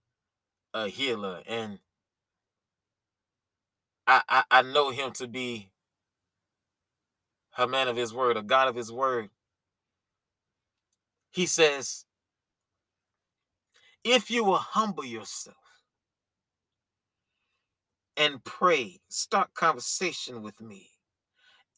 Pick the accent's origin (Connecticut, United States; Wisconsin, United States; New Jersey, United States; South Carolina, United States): South Carolina, United States; Columbia; my hometown of Columbia, South Carolina